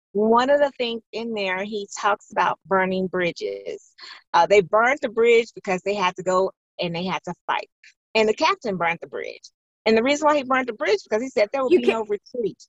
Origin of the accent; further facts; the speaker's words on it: Chicago, Illinois, United States; I was born and raised in Chicago